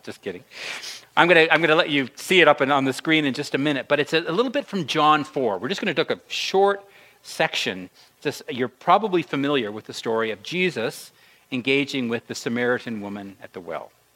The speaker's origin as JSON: {"language": "English", "town": "Moncton", "region": "New Brunswick", "country": "Canada", "tie": "born or raised there", "said": "growing up in Moncton, New Brunswick, I had about a two kilometer walk to school"}